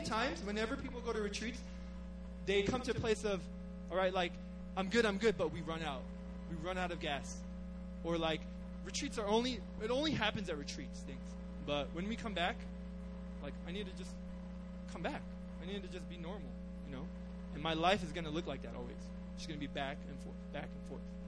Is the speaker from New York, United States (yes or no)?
yes; New York, United States; moved away as an adult; now in Korea; I'm from New York